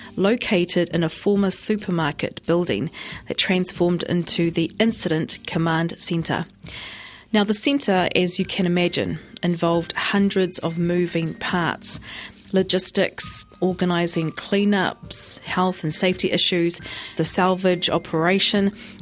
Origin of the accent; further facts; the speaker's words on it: Tauranga, Bay of Plenty, New Zealand; Tauranga Moana is my hometown.